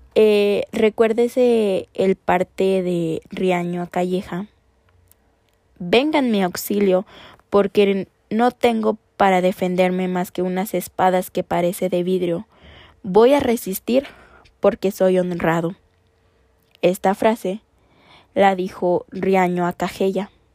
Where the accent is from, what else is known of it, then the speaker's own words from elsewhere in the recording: León, Guanajuato, Mexico; nosotras, las conductoras de este podcast, somos originarias de León, Guanajuato